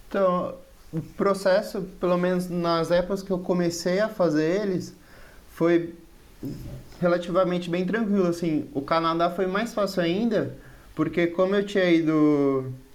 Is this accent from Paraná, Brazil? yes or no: no; São Paulo, Brazil; moved away as an adult; now in Pirassununga, Brazil; Eu sou de São Paulo e agora eu tô morando em Pirassununga, que é bem interior